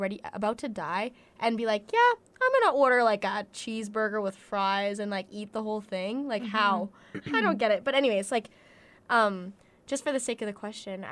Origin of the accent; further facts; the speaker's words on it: Calgary, Alberta, Canada; I'm from Calgary